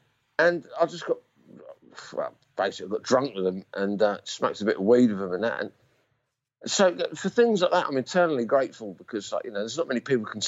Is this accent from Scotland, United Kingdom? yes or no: no; Romford, London, United Kingdom; I can get away with it from Rumford, mate.